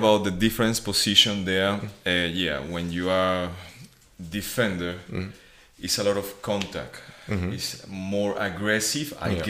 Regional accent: Venezuela; moved away; I'm coming from Venezuela, which is just baseball and baseball and baseball.

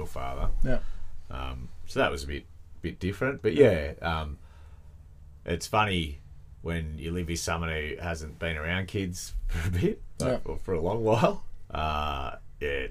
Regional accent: Melbourne, Victoria, Australia; also born or lived in Queensland; when I come from Melbourne

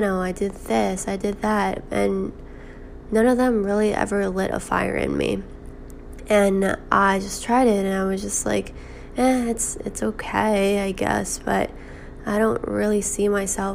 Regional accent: New York, United States; now in Boston, United States; I'm currently 21 years old, living in Boston, but I'm originally from New York

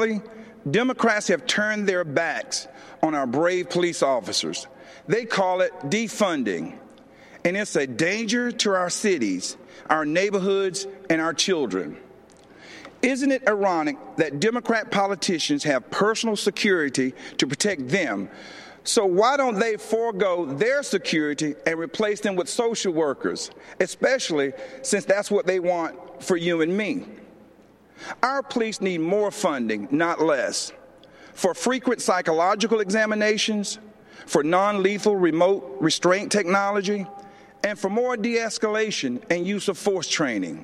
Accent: Laurel Hill, North Carolina, United States; moved away as an adult; also born or lived in Georgia; I grew up in the South, in Laurel Hill, North Carolina, Scotland County, the Green Pond community to be exact

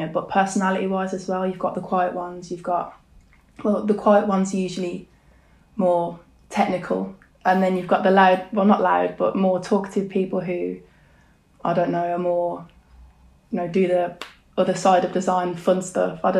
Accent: Birmingham, West Midlands, United Kingdom; moved away as an adult; also born or lived in Bromsgrove / Sutton Coldfield; now in London, United Kingdom; born in Birmingham. Born and raised in Bromsgrove and Sutton Coldfield

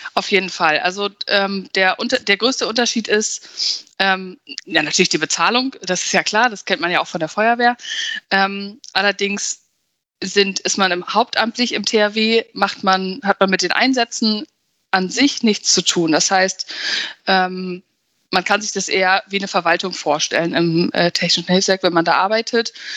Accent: Verden, Lower Saxony, Germany; ich komme aus Pferden

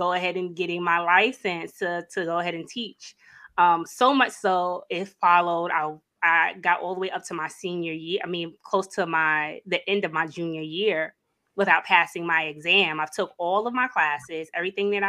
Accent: New York City, New York, United States; I am originally from New York City, born and raised. I'm a Brooklyn girl.

